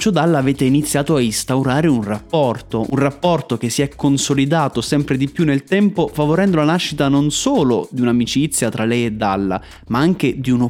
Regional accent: Naples, Campania, Italy; io che sono napoletano e si dice che a Napoli fanno i pacchi, no?

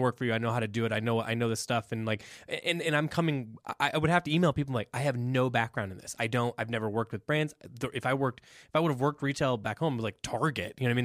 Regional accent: Midwest, United States; now in Boulder, United States; we're from like the Midwest, you know, and like 90s Midwest

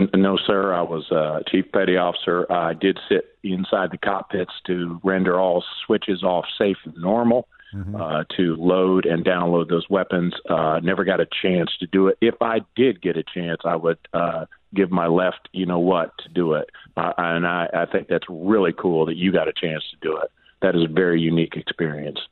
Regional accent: Southwest Ohio, United States; now in Rehoboth Beach, United States; my hometown in uh, Southwest Ohio

